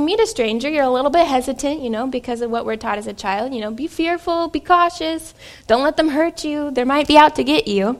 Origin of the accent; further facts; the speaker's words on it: Southern Illinois, United States; moved away as an adult; also born or lived in France; now in Wichita, United States; I am in Wichita, Kansas. I'm not from Wichita, Kansas. I am from Southern Illinois